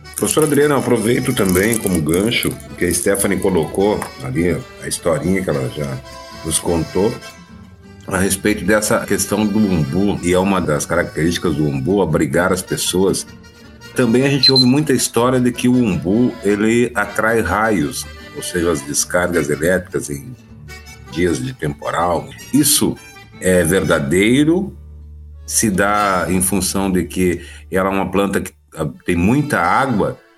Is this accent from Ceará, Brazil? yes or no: no; Rio Grande do Sul, Brazil; para nós gaúchos